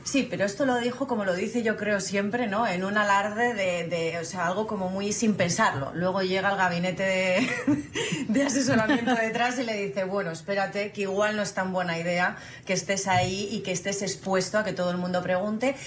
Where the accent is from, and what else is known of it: Spain